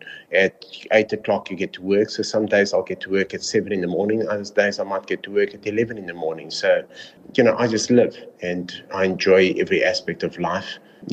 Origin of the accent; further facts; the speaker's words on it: South Africa; I am South African